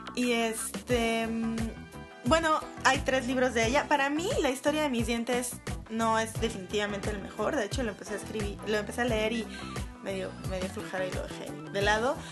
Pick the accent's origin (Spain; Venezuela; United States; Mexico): Mexico